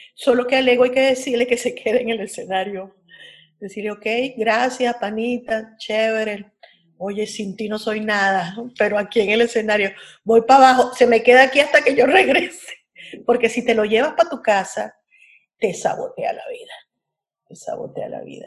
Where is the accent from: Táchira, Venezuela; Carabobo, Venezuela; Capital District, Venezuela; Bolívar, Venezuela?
Capital District, Venezuela; Caracas; mi adolescencia transcurrió en el Pedagógico de Caracas